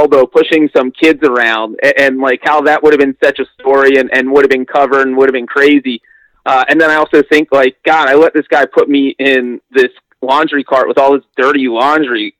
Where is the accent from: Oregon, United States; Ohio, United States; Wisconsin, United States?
Ohio, United States; Cincinnati; a lot of my childhood was growing up around the Bengals and going to practices